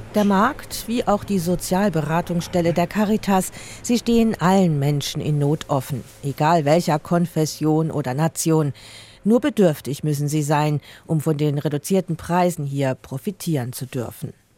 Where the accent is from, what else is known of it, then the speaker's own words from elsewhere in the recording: Basel, Basel-Stadt, Switzerland; an meinem Heimatort Basel